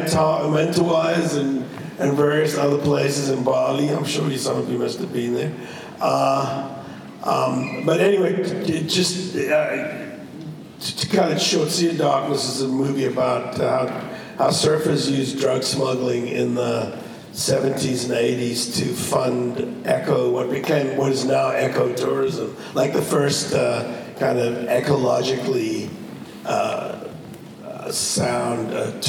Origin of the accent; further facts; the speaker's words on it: Cape Town, Western Cape, South Africa; moved away as an adult; also born or lived in London; I grew up in South Africa because my mother went to live down there after the war